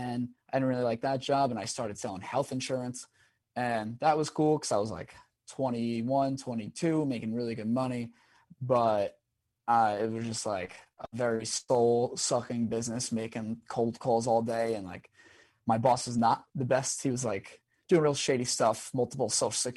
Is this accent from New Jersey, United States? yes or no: yes; New Jersey, United States; I grew up in Central Jersey, where I'm still at now.